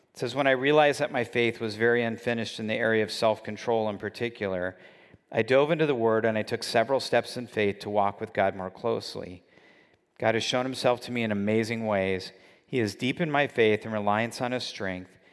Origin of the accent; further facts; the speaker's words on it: California, United States; I grew up in California where dieting is, uh, just part of the culture